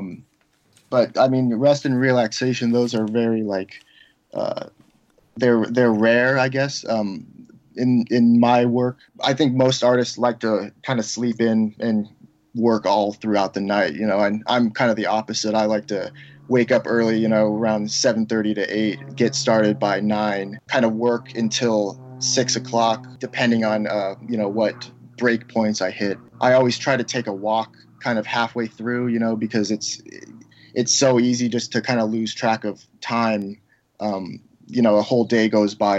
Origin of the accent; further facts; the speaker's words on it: Seattle, Washington, United States; moved away; I grew up in Seattle on Queen Anne on top of the hill